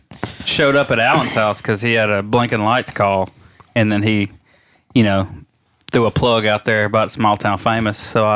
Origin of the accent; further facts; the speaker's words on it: Winnsboro, Louisiana, United States; moved away; also born or lived in Temple, Texas; I'm originally from Winnsboro, Louisiana. I've been in this area since May of 2013.